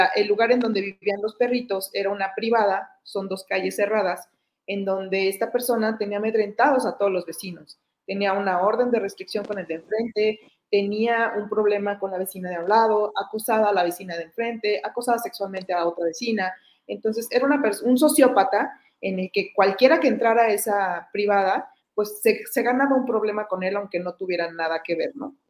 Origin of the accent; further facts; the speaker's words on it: Mexico; aquí en mi país